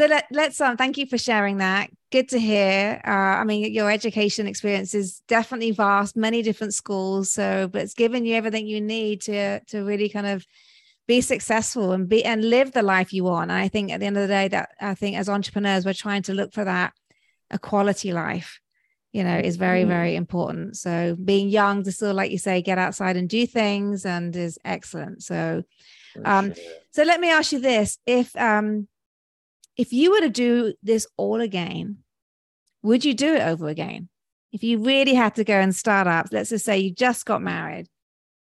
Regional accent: United Kingdom; now in Atlanta, United States; I'm British, live in the beautiful Atlanta, Georgia

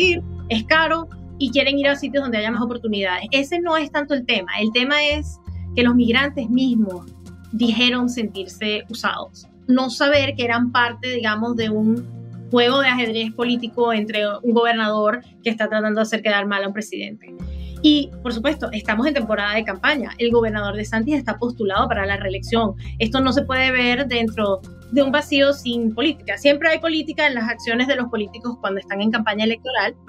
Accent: Venezuela; now in United States; cuando yo crecí en Venezuela, Venezuela era un país que recibía inmigrantes de otros países

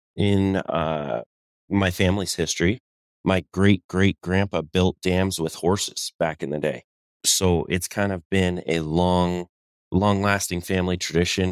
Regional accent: Colorado, United States; moved away; also born or lived in Southern California; I'm originally from Colorado

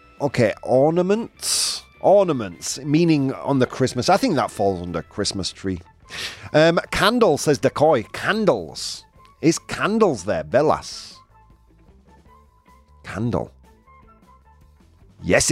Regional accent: United Kingdom; as a British person

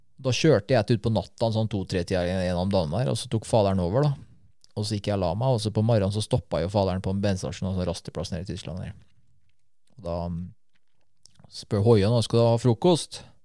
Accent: Norway; Jeg er fra Norge

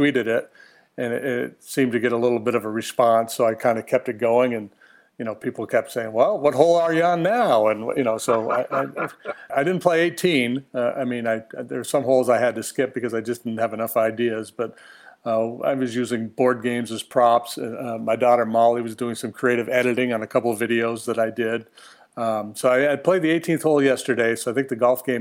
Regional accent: Massena, New York, United States; moved away; I grew up in Messina, which right on the Canadian border at the top of New York State

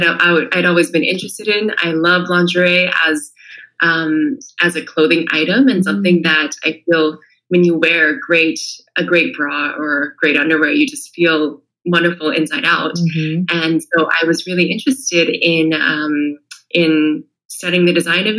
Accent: California, United States; moved away as an adult; also born or lived in China; now in Italy; I'm from California originally, born and raised there

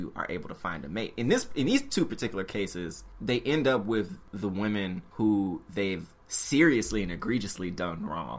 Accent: Memphis, Tennessee, United States; moved away as an adult; also born or lived in Washington, D.C.; growing up in Memphis, Tennessee, I hadn't heard the word feminism until maybe I got to Howard.

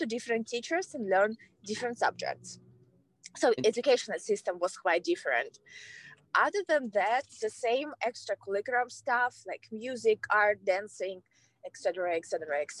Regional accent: Kazakhstan; English is a second language; moved away as an adult; now in United States; So it was in Kazakhstan. Yeah, it was back home

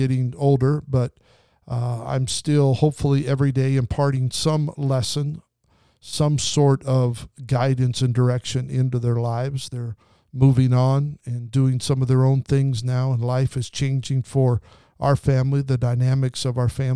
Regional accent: southern Idaho, United States; now in Southern California, United States; We lived in southern Idaho, and in the wintertime, we got a lot of snow. That's why I live in Southern California.

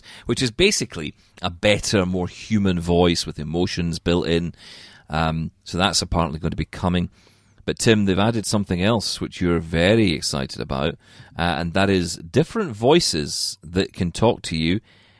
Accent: Scotland, United Kingdom; We all like a bit of swearing. I'm Scottish.

